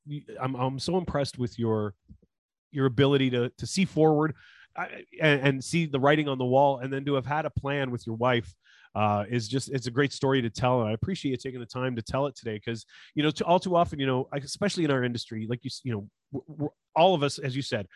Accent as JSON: {"language": "English", "town": "Toronto", "region": "Ontario", "country": "Canada", "tie": "born or raised there", "said": "I grew up here in the East End of Toronto"}